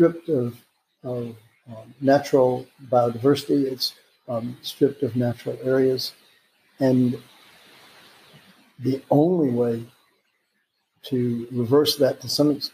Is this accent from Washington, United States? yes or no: no; Alabama, United States; moved away as an adult; also born or lived in California / Tennessee; now in Florida, United States; I grew up in Alabama, and then I went to college at Auburn